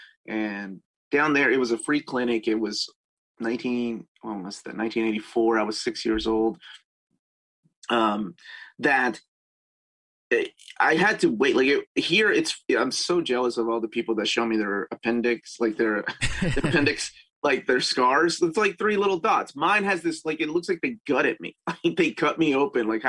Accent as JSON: {"language": "English", "country": "Peru", "tie": "born or raised there", "moved": "yes", "said": "I grew up in Peru"}